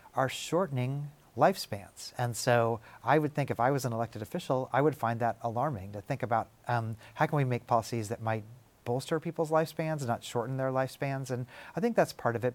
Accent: Kansas City, United States; now in Tennessee, United States; I'm from Kansas City

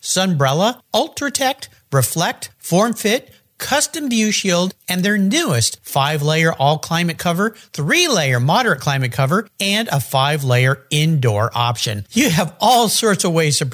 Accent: La Jolla, California, United States; Today I'm in my hometown, La Jolla, California

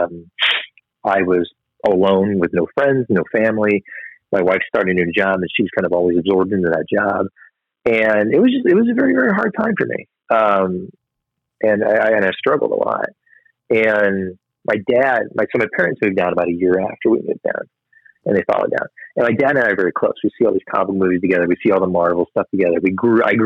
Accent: St. Charles, Missouri, United States; moved away as an adult; also born or lived in St. Louis; now in Florida, United States; my hometown of St. Charles, Missouri.

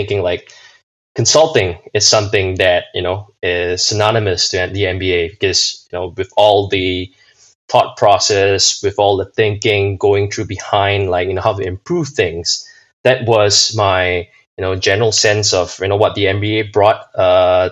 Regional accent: Singapore; also born or lived in Minnesota, United States / Manchester, United Kingdom; now in London, United Kingdom; I'm originally from Singapore

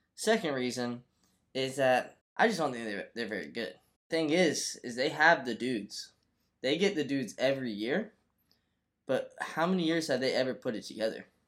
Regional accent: Florida, United States; my home state, the University of Florida. Uh, I, you know, I just grew up watching this team. I'm, you know, from Florida

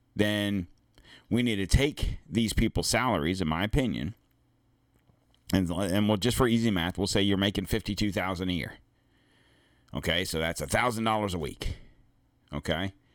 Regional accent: the South, United States; I'm from the South.

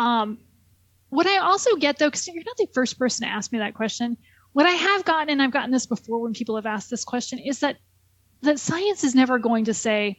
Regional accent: Southern California, United States; I'm from Southern California

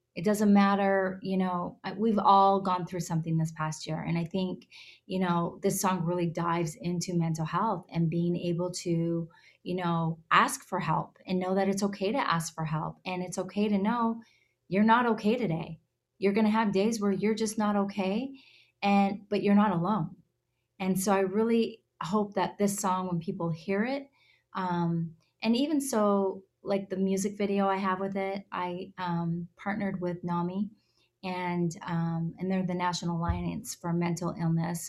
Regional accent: Alberta, Canada; also born or lived in Nashville; now in Los Angeles, United States; I was born and raised up in Alberta, Canada. Um, I live in Los Angeles.

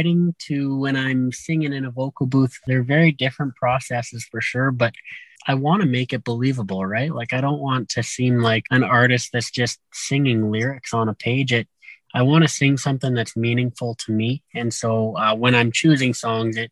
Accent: Morinville, Alberta, Canada; growing up in Morinville, we grew up cruising around on the back roads

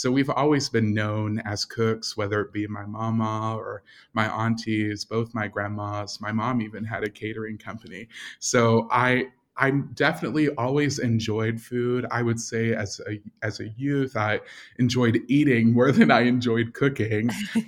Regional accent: Russell County, Kentucky, United States; now in Louisville, United States; am a ninth generation Kentuckian, and I split my time between my home in Louisville and my home in my hometown, which is Russell County. And that's a very small rural lake community near the Tennessee border of Kentucky.

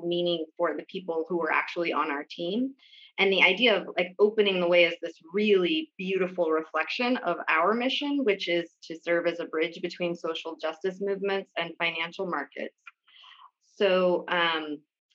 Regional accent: Oroville, California, United States; I grew up in Oroville, California, which is on the south side

